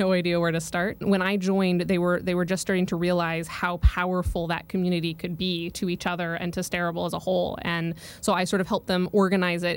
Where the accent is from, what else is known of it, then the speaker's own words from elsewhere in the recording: Colorado, United States; moved away as an adult; also born or lived in Oregon; growing up in Colorado